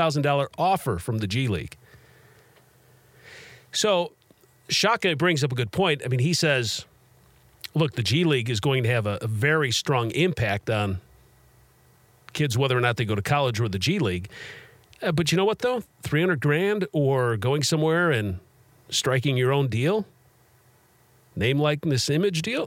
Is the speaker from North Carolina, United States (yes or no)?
no; Chicago, Illinois, United States; moved away as an adult; I grew up in Chicago, and I was there for the first three Jordan championships